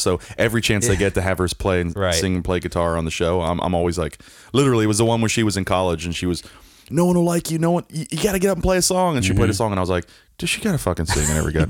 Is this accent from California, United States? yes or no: no; Philadelphia, Pennsylvania, United States; Because I grew up in just outside of Philly